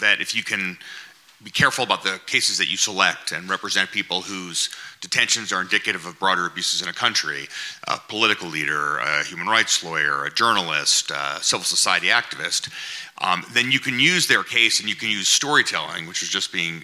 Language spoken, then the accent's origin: English; United States; I'm an American